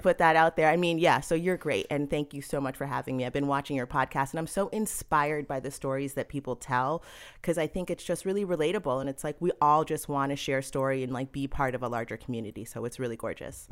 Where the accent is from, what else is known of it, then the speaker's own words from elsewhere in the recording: Cambridge, Massachusetts, United States; now in New York, United States; I was born and I'd say partially raised in Massachusetts. I was born in Cambridge